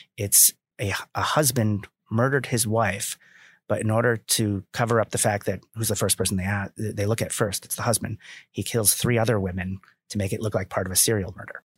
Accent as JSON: {"language": "English", "town": "Milford", "region": "Connecticut", "country": "United States", "tie": "born or raised there", "said": "I grew up in Connecticut"}